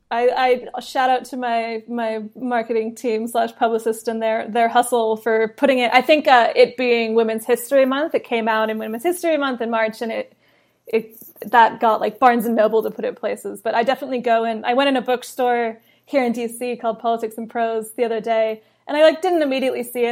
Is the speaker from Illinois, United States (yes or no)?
no; California, United States; also born or lived in London; I was born in London, grew up in California